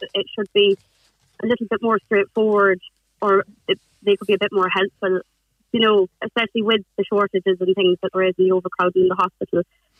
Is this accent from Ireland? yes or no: yes; Sligo, Connacht, Ireland; moved away as an adult; also born or lived in Scotland; I'm from Sligo and I went to study nursing in Scotland